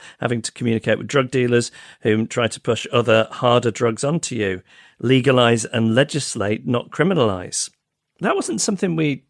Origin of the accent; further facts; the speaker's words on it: United Kingdom; now in Vancouver, California, United States; I'm a Brit living in Vancouver